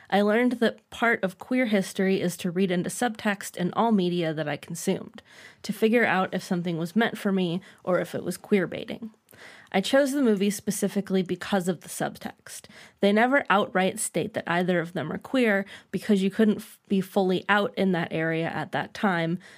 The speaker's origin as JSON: {"language": "English", "country": "Canada", "said": "As a Canadian, I usually have zero draw to these American nostalgia period films."}